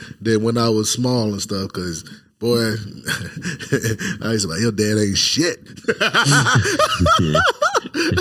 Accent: Jacksonville, United States; moved away; growing up in Jacksonville, like, it's predominantly black and white

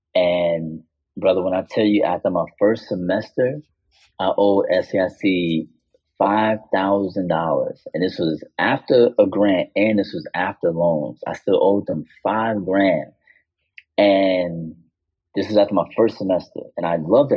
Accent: Chicago, Illinois, United States; the American artist from Chicago

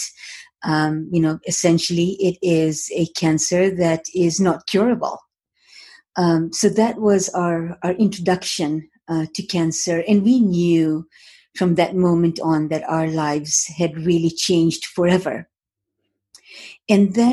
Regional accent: Moshi, Kilimanjaro, Tanzania; moved away as an adult; now in Toronto, Canada; I was born in Moshi, Tanzania, so East Africa, in a very, very small town that contained Mount Kilimanjaro. So every morning I'd wake up in the morning and peer through my window

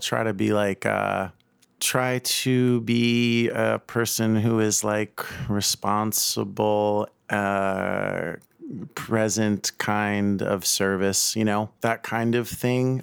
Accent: New York City, New York, United States; I grew up in South Brooklyn and Staten Island

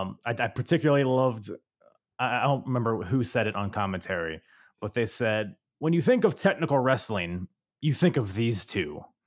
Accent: Philippines; Couldn't think of I'm a Filipino and I couldn't think of any breakdancing.

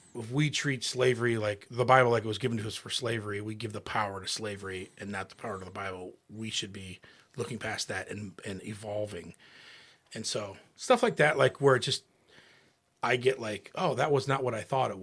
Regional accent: United States; we grew up all in Wayne County

